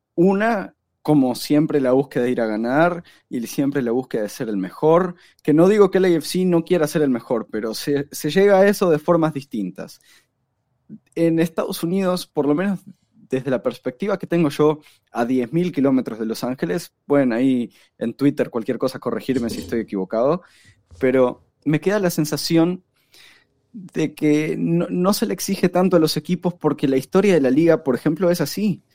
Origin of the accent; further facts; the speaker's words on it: Uruguay; yo de Uruguay